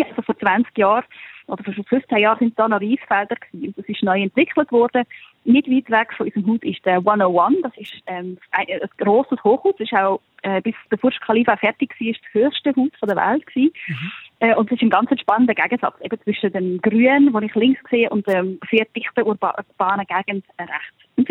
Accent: Switzerland; now in Taiwan; wenn ich jetzt sage, ich schaue auf den Elefantenberg, dann lache ich als Schweizerin natürlich, das ist ein bisschen besserer Hügel.

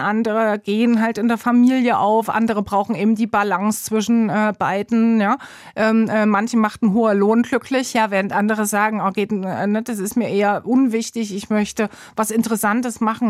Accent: Gera, Thuringia, Germany; moved away as an adult; also born or lived in Leipzig / East Berlin / Munich / Bern; now in Switzerland; in Gera, also wo ich aufgewachsen bin

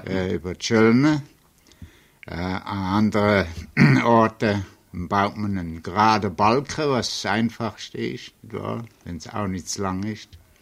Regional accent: Switzerland; moved away as an adult; also born or lived in Zurich, Switzerland; now in New York, United States; Ich bin äh, in, in Fürthaler bis Schaffhausen geboren, äh, hat äh, hat Schule in der Schweiz durchgemacht, das Polytechnikum in Zürich

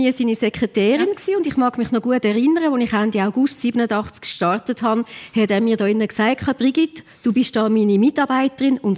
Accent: Alpnach, Obwalden, Switzerland; wir sind ja in Alpnach aufgewachsen und ich habe ihn viel begleitet.

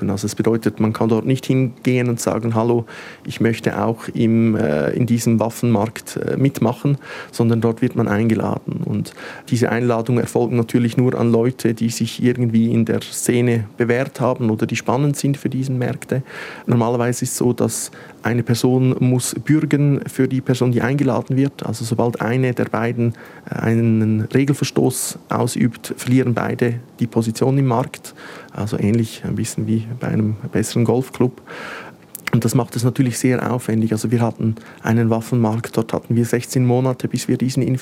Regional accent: Switzerland; dann äh, möchte ich ja natürlich nicht äh, ich selber sein als Schweizer.

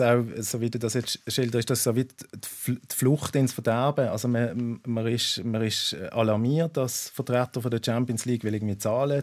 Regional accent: Basel, Basel-Stadt, Switzerland; als Schweizer

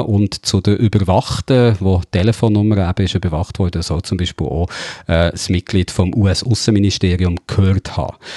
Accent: Switzerland; bei uns in der Schweiz

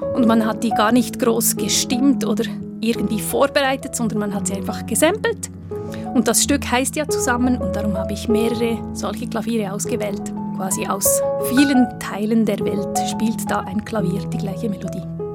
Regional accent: Köniz, Bern, Switzerland; Es ist eine sehr urbane Gemeinde mit aber vielen ländlichen Kleingemeinden, die auch noch dazugehören. Also es gibt sehr viele Gegensätze in meinem Heimatdorf

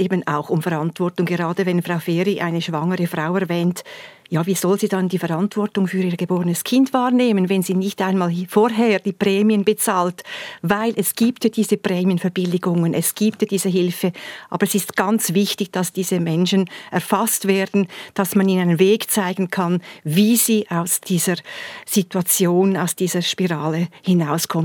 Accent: Thurgau, Switzerland; bei uns im Thurgau

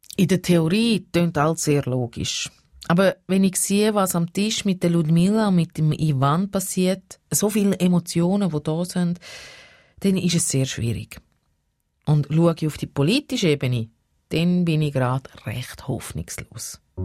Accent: Switzerland; Ich als Schweizerin, die noch nie einen Krieg miterlebt hat

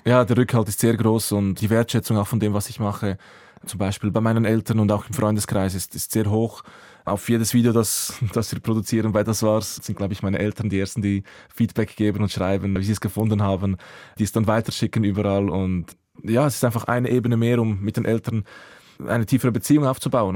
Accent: Säuliamt, Zurich, Switzerland; first language Croatian; German is a second language; also born or lived in Croatia; meine Jugend im Säuleamt, in Wetzwil oder Affolter am

